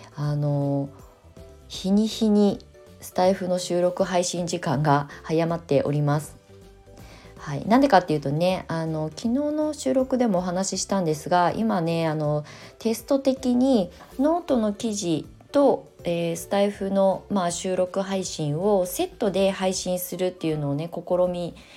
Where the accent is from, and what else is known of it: Japan; born or raised there; moved away as an adult